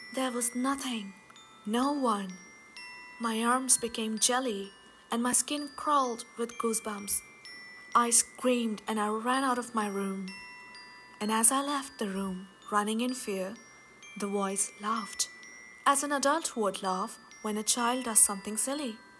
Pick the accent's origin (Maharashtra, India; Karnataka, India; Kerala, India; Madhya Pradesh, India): Madhya Pradesh, India; Bhopal; Bhopal, a city in central India which happens to be my hometown.